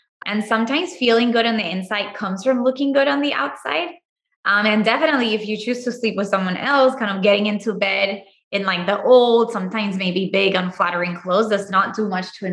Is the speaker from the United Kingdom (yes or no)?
no; Puerto Rico; moved away as an adult; also born or lived in Chicago / Miami / Tulum; now in Austin, United States; I'm originally from Puerto Rico. I first came to the US for my undergrad.